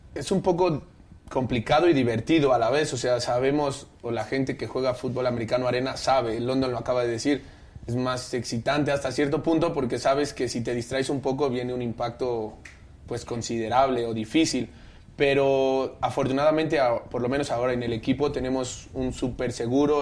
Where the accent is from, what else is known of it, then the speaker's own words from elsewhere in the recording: Mexico City, Mexico; De aquí, del DF